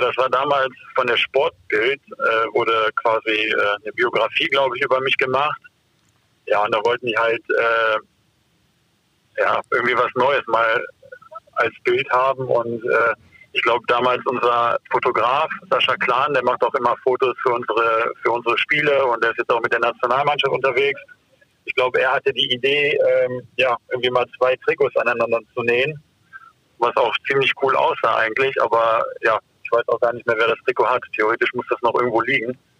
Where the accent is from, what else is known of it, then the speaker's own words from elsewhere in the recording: Duisburg, North Rhine-Westphalia, Germany; ich bin halt in Duisburg aufgewachsen